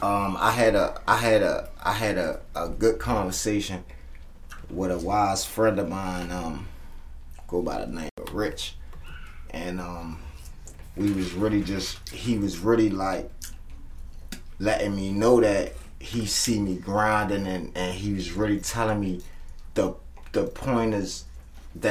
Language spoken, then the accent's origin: English; Baltimore, Maryland, United States; now in Atlanta, United States; I'm from West Baltimore